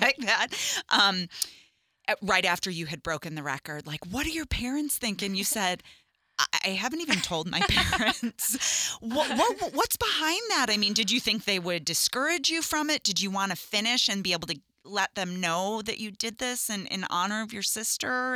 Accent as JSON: {"language": "English", "town": "Chicago", "region": "Illinois", "country": "United States", "tie": "born or raised there", "said": "I grew up in Chicago"}